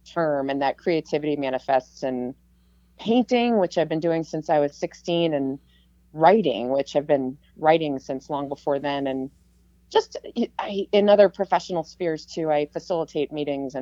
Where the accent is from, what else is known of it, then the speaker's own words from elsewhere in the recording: Massachusetts, United States; moved away as an adult; now in Palmer, United States; I grew up back east in Massachusetts